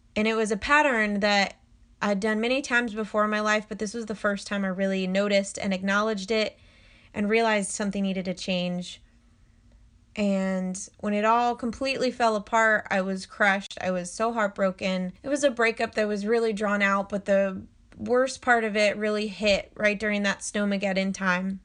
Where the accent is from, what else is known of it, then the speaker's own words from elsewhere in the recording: South Lake Tahoe, California, United States; moved away as an adult; also born or lived in Nashville, Tennessee; I moved from my hometown of South Lake Tahoe, California to Nashville, Tennessee in two thousand